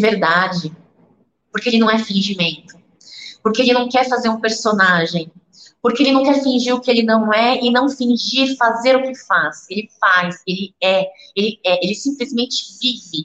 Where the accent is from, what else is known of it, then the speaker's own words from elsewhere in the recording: Brazil; é o país onde eu nasci, é o país onde eu vivo